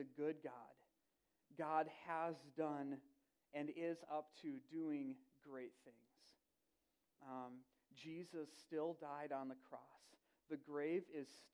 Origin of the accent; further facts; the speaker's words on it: Wisconsin, United States; now in Woodbury; I grew up in Wisconsin